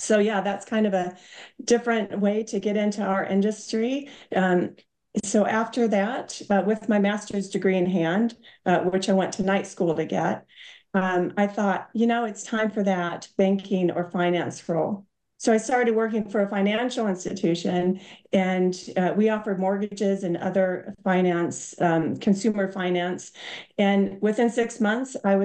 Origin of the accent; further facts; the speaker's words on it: Iowa City, Iowa, United States; moved away as an adult; also born or lived in Orlando, United States; now in London, United Kingdom; I grew up in Iowa. I graduated from the University of Iowa in Iowa City